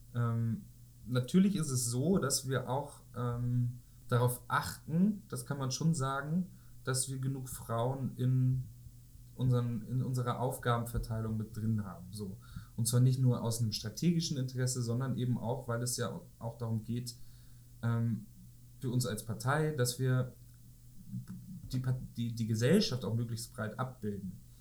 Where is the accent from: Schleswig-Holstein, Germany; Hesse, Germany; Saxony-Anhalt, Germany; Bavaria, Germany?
Schleswig-Holstein, Germany; home village about an hour from Kiel; in meinem Heimatdorf, etwa eine Stunde von Kiel